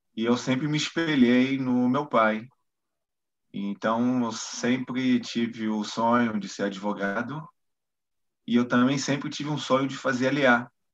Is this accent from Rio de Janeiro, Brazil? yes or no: yes; Rio de Janeiro, Brazil; moved away as an adult; now in Modiin, Israel; eu sou carioca, botafoguense, é, nasci em Botafogo, estudei minha vida toda no Baguilã